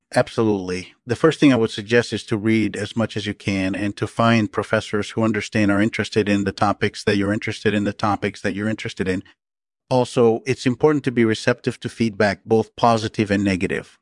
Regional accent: Brazil; I grew up in Brazil

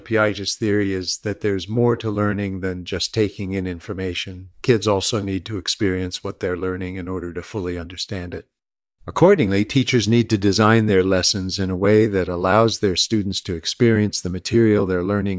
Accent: San Diego, California, United States; born there; I was born in 1941 in San Diego.

